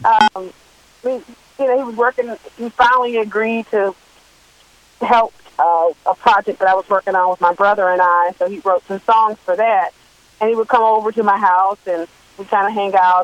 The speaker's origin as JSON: {"language": "English", "town": "Washington", "region": "District of Columbia", "country": "United States", "tie": "born or raised there", "also_born_or_lived": "Baltimore, Maryland", "said": "I was born and raised in the Washington D.C. area"}